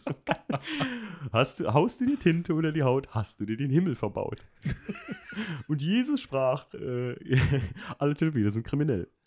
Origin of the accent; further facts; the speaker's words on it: Alken, Rhineland-Palatinate, Germany; da wo ich aufgewachsen bin in Alken, da wurden früher Bergrennen gefahren